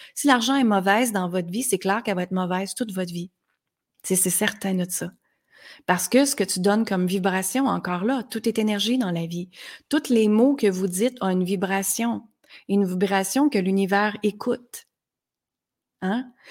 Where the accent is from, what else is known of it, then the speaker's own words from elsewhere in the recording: Granby, Quebec, Canada; moved away as an adult; also born or lived in United States; à l'âge de 19 ans, je suis partie de Granby, qui est une petite ville très, très simple ici